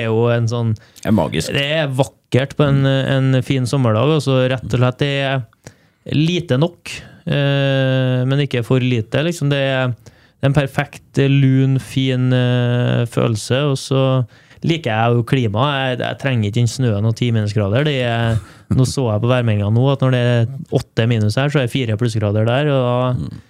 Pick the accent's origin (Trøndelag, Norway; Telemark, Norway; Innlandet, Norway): Trøndelag, Norway; Trondheim; moved away as an adult; also born or lived in Stavanger area (Randaberg); now in Stavanger, Norway; jeg og fruen er fra Heimdal, så vi vet at vi skal tilbake til Trondheim